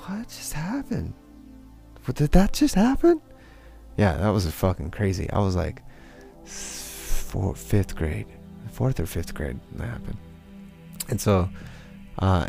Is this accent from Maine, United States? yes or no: no; Rancho Cucamonga, California, United States; also born or lived in East Los Angeles / Ellicott City, Maryland; I grew up in Rancho Cucamonga